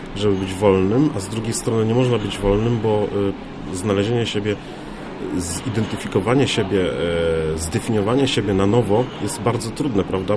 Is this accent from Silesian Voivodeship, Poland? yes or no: no; Warmian-Masurian Voivodeship, Poland; Ja pochodząc z Warmii Mazur